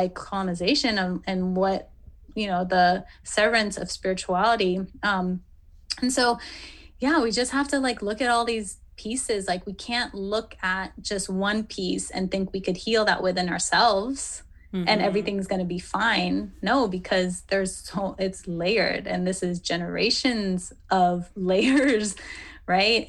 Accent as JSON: {"language": "English", "country": "Philippines", "said": "I'm Filipina, I'm Asian"}